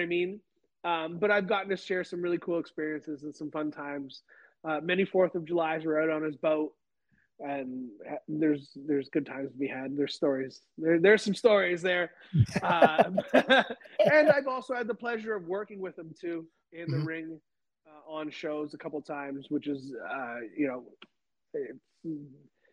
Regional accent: Canada; moved away; I'm from Canada

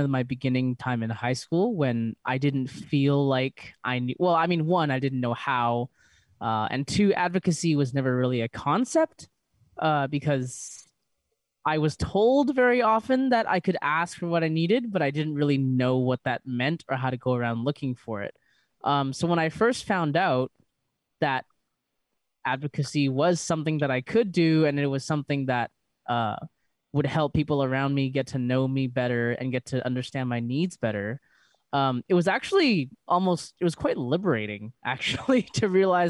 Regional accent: Vancouver, British Columbia, Canada; I'm from Vancouver

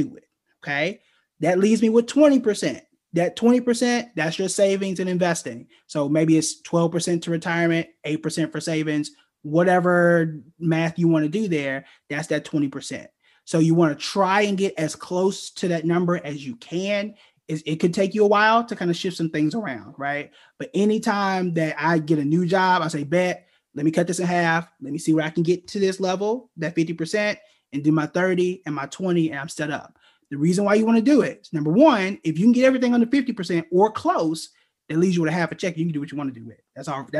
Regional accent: Oklahoma, United States; moved away as an adult; I'm from Oklahoma

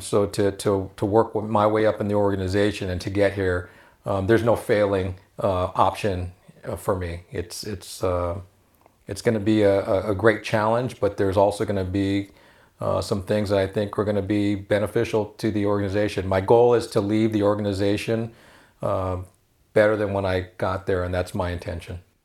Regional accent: Los Angeles, California, United States; We, we grew up in El Sereno

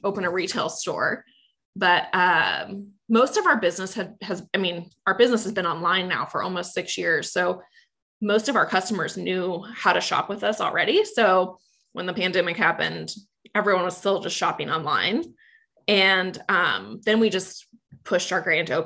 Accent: Manhattan, Kansas, United States; now in Kansas City, United States; I grew up in Manhattan, Kansas, and my family has a ranch outside of Manhattan

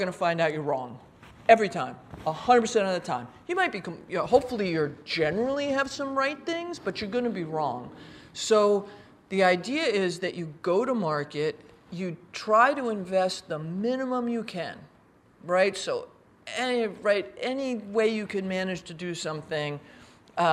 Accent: New York, United States; moved away as an adult; also born or lived in Philadelphia; I'm from New York. I live in New York now.

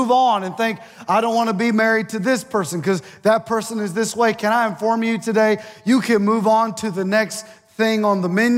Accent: Ohio, United States; moved away as an adult; now in Mississippi, United States; I'm from Ohio, and it snowed yesterday at my mom and dad's house

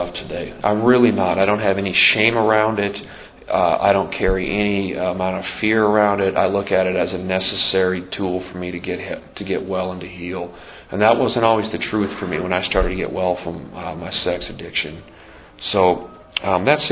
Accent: Montana, United States; moved away as an adult; I grew up out in the Northwest in a rough, tough part of the world

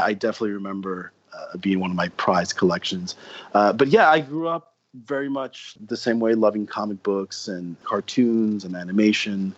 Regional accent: New York City, New York, United States; moved away as an adult; now in Japan; I'm from New York City, and I grew up here

